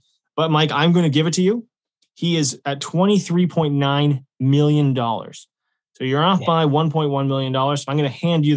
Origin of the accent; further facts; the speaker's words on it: Canada; we are obviously Canadian golfers